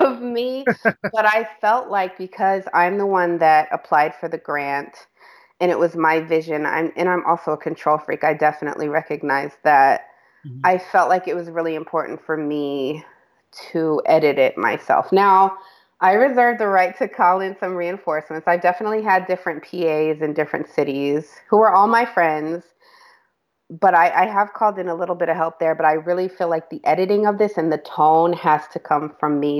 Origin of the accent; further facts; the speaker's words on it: New York, United States; moved away as an adult; also born or lived in Western Pennsylvania; now in Pittsburgh, United States; I'm from New York